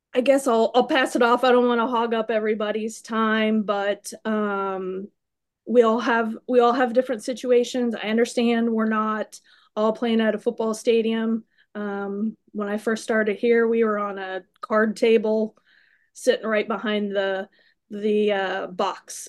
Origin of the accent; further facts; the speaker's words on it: Iowa, United States; moved away; I am from Iowa